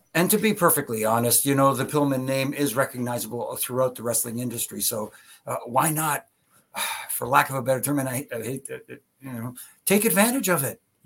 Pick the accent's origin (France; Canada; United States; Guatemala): Canada; Ontario; I'm from Ontario.